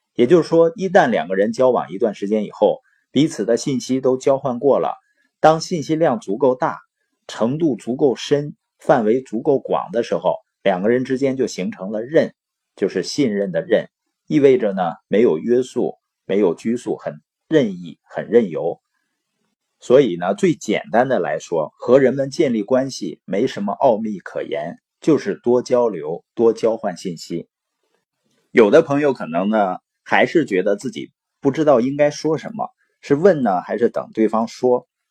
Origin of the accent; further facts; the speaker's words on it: Baoqing, Heilongjiang, China; moved away; also born or lived in Boli County, Heilongjiang; 我是黑龙江的，从小呢出生在宝清县，父母是那边的支边青年